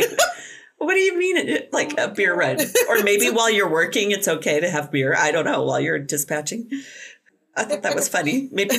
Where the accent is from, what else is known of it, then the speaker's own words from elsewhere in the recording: Buffalo, United States; moved away; in Buffalo, in my hometown.